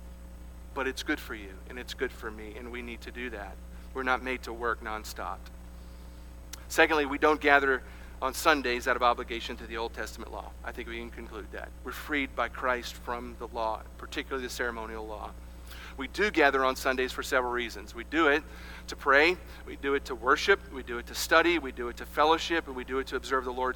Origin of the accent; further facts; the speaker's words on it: South Carolina, United States; when I grew up here in the United States of America, we had something here in South Carolina called Blue Laws.